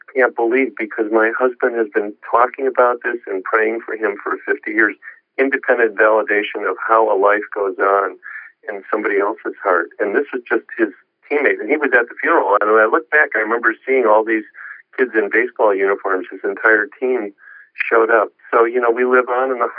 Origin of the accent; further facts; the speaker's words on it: Joliet, Illinois, United States; moved away; I was lecturing in Illinois in my hometown. You know, hometown boy makes it good